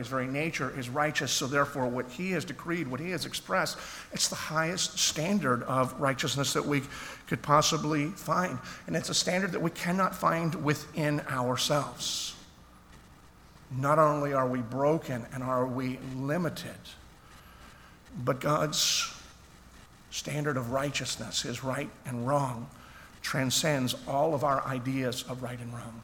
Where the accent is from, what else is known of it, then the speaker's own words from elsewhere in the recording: Philadelphia, Pennsylvania, United States; I grew up in Philadelphia.